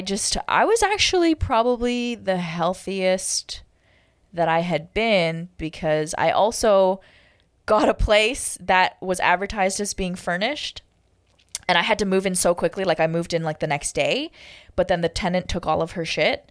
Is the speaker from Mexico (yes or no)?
no; Toronto, Ontario, Canada; moved away as an adult; also born or lived in Kingston, Jamaica / Hawaii; I'll always love Toronto, okay? It's my hometown